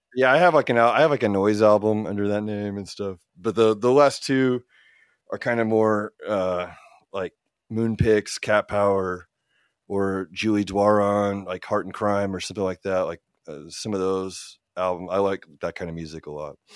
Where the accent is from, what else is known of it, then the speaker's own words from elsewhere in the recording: Oklahoma City, Oklahoma, United States; also born or lived in Illinois; I was born in Illinois, for instance, but most of our formative years and into now, we've lived in Oklahoma, I've lived in Oklahoma for all but one year of my life